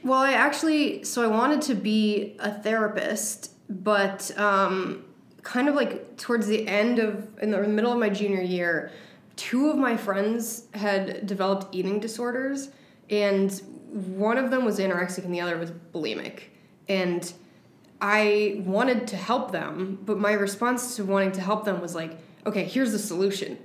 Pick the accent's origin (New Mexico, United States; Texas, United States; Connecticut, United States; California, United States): Connecticut, United States; West Hartford; i grew up in west hartford connecticut in the suburbs